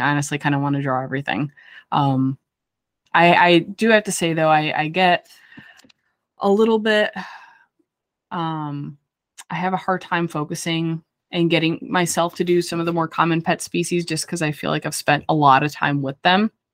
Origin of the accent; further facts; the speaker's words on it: near Chicago, Midwest, United States; I'm from the Midwest. I'm like right by Chicago